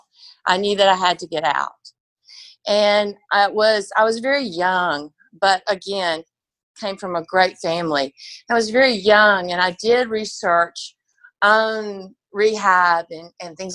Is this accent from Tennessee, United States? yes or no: yes; Nashville, Tennessee, United States; I grew up in Nashville, but I grew up coming to Pensacola Beach